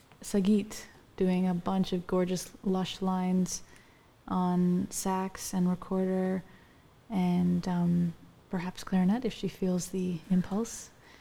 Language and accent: English; Grand Prairie, Texas, United States; Yeah, well, I started because I was living in Texas, so in Grand Prairie, I started with a teacher there, Laura Logan.